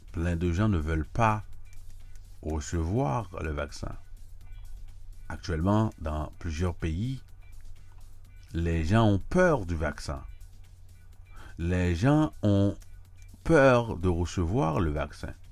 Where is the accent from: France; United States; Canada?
United States; je dois vous dire que si vous ne le savez pas, que j'habite à New York, je vis aux États-Unis, je suis américain et je ne suis pas en Europe.